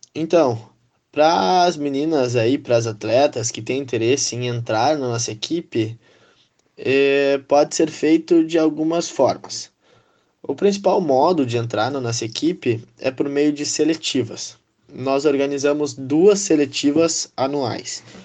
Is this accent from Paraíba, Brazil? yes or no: no; Santa Maria, Rio Grande do Sul, Brazil; Saí de Santa Maria para jogar vôlei, né? Não fiquei sempre aqui